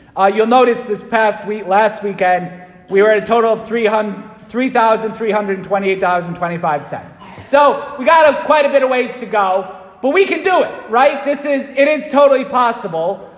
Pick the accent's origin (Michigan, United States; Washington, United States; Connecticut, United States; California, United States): Connecticut, United States; Waterbury; when I was growing up in Waterbury